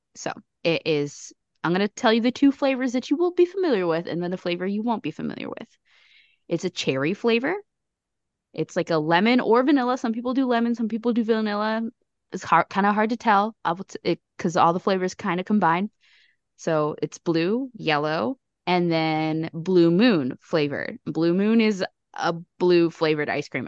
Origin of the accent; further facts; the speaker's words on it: Chicago, Illinois, United States; as another Chicagoan here